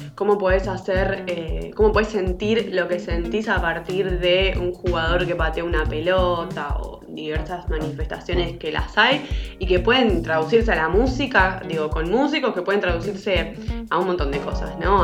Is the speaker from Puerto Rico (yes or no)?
no; Argentina; como argentino, eh, afuera de Argentina